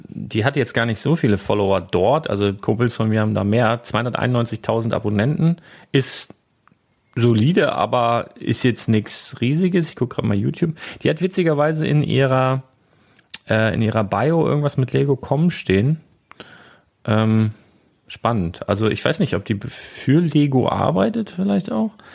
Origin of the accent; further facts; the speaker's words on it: Northern Germany, Germany; ich bin Küstenkind hier, ne, ich bin Norddeutscher